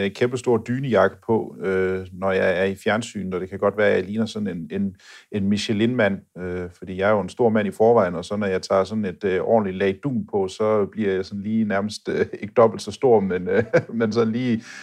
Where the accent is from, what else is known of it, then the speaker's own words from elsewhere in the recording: Denmark; Selvfølgelig kan det også blive koldt hjemme i Danmark, men jeg synes bare, at den her kulde, der er hernede, den, øh, den er sådan lidt mere bidskidte.